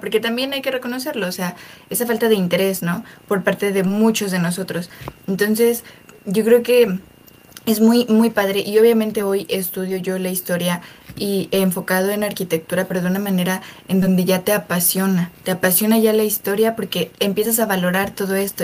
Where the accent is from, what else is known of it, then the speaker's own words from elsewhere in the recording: Mexico; como mexicanos